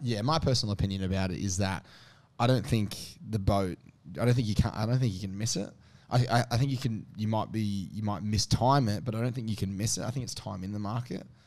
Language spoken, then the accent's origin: English; Sydney, New South Wales, Australia; I grew up in the Northwest